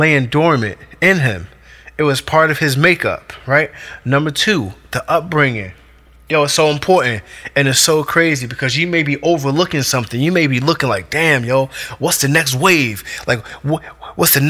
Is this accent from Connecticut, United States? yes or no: no; Newark, New Jersey, United States; I grew up in Newark. You know what I mean? Newark, New Jersey, Brick City